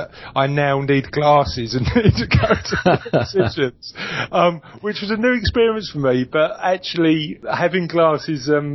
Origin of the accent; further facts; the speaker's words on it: London, United Kingdom; now in Essex, United Kingdom; I come from East London, and like most people from East London, I've now live in Essex